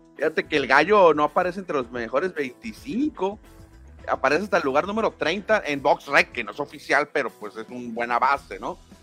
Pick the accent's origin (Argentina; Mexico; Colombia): Mexico; nosotros como aztecas, como mexicanos, como, eh, bueno, nacidos en este país